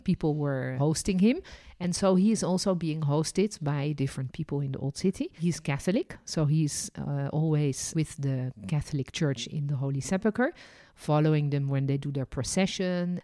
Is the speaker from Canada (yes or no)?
no; Netherlands; also born or lived in France; now in Jerusalem, Israel; And I was born in Holland.